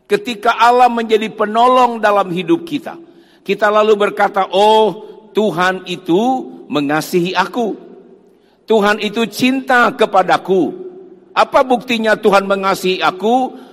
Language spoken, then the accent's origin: Indonesian; Sangihe, North Sulawesi, Indonesia; saya asalnya dari Sangihe Talaut dari Manado masih naik kapal lagi ke Pulau Sangihe. Saya asalnya dari sana.